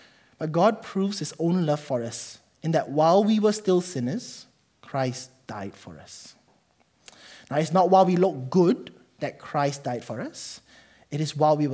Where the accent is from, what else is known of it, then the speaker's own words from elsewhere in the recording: Malaysia; now in New Zealand; I'm Malaysian.